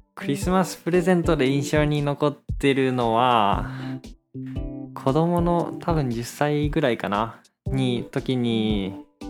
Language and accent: Japanese; Fukuoka, Japan; 福岡県から来ました